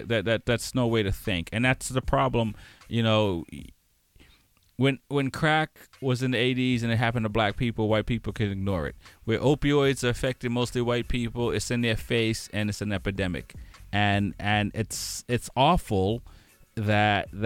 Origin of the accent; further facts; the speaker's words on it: Boston, Massachusetts, United States; Growing up in Boston and in the times that we grew up, it's like we knew what the cops were like